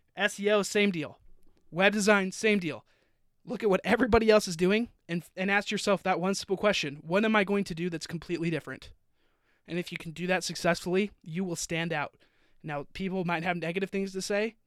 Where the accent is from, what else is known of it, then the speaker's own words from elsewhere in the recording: Utah, United States; also born or lived in Florida / California; now in Austin, United States; I grew up in Utah, moved to Florida, moved to California. Now I'm in Texas.